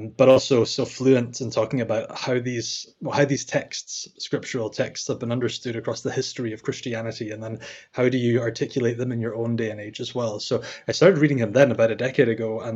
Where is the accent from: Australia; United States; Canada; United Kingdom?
United Kingdom; Scotland; I'm from Scotland, as you can probably tell by my accent